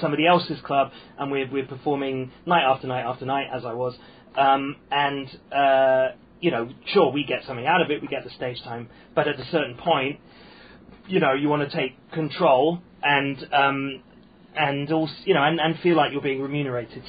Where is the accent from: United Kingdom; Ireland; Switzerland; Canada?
United Kingdom; now in Hong Kong; being British and growing up on a British comedy diet